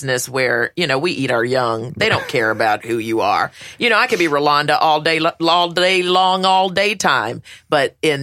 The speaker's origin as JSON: {"language": "English", "town": "Winston-Salem", "region": "North Carolina", "country": "United States", "tie": "born or raised there", "said": "Winston-Salem, my hometown"}